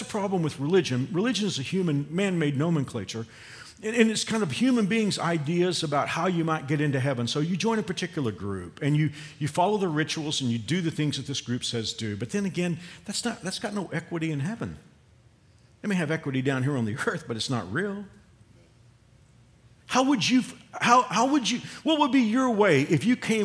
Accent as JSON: {"language": "English", "town": "Fort Worth", "region": "Texas", "country": "United States", "tie": "born or raised there", "moved": "yes", "said": "we'll typically go to Fort Worth, our hometown"}